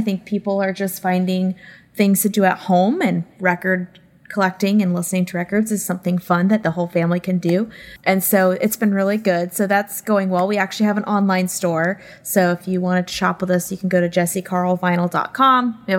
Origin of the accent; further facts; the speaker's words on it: Lakeland, Florida, United States; I'm from Lakeland, Florida, and I own a record store there called Jesse Carl Vinyl.